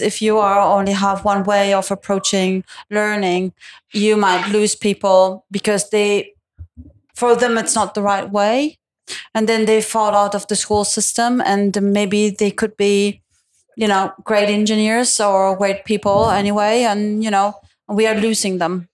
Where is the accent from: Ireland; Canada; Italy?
Italy; also born or lived in Milan; Italian with a German background, and I live in Milan.